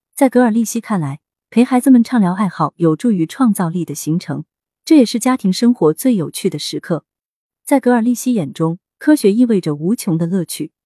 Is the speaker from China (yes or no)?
yes; northern China, China; now in Shanghai, China; 作为北方人